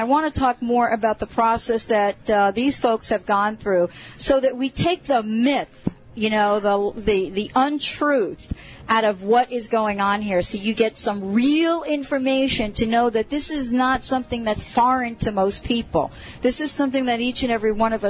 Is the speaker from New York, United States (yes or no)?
yes; New York City, New York, United States; accent: New York; moved away; I was born in the Bronx